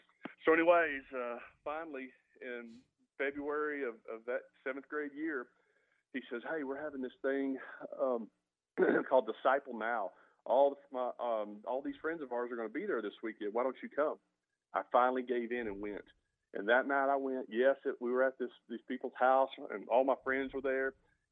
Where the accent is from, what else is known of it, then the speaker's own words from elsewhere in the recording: Mesquite, Texas, United States; also born or lived in Milwaukee / Alva, Oklahoma; I grew up here in Mesquite, Texas. Grew up in a family that never went to church.